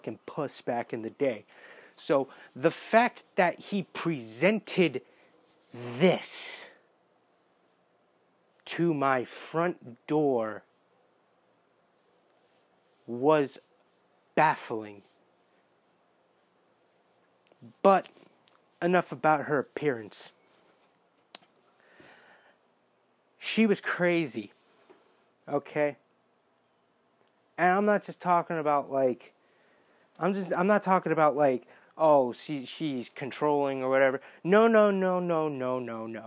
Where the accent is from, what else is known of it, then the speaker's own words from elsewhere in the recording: North Carolina, United States; I'm from North Carolina